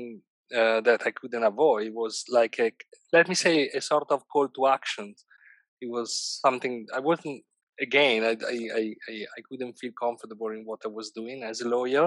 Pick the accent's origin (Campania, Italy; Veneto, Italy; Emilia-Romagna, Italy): Emilia-Romagna, Italy; Bologna; moved away as an adult; now in London, United Kingdom; I'm currently living in London, and I come from Italy, and in particular, I come from Bologna